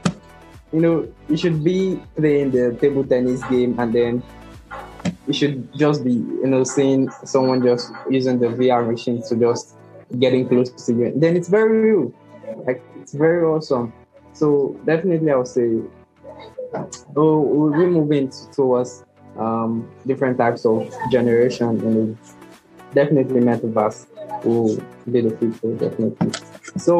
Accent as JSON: {"language": "English", "country": "Nigeria", "also_born_or_lived": "Lagos, Nigeria", "said": "I'm from Nigeria"}